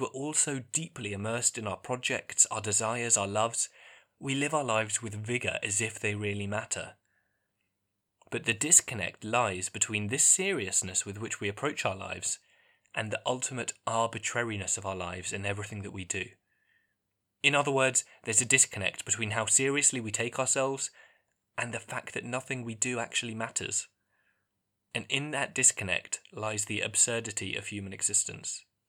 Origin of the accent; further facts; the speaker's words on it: England, United Kingdom; growing up in England